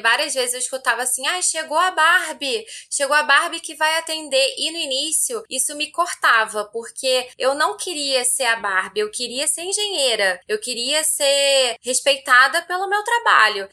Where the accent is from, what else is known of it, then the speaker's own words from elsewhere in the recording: Rio de Janeiro, Brazil; moved away as an adult; now in São Paulo, Brazil; eu sou carioca e fui para São Paulo